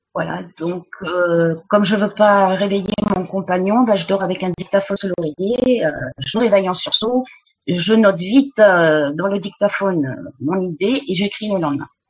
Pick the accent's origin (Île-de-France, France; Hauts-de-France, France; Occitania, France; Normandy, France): Occitania, France; about 20 km from Montségur; moved away; also born or lived in Mexico; je suis originaire du sud-ouest de la France. J'habitais à 20, 20 km du château de Montségur, donc j'ai été bercée toute mon enfance par le catharisme